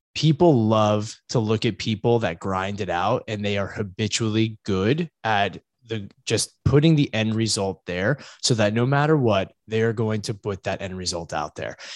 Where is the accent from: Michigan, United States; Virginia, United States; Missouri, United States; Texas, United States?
Virginia, United States; Virginia Beach; now in Connecticut, United States; I'm originally from Southeast Virginia, uh, in the Virginia Beach area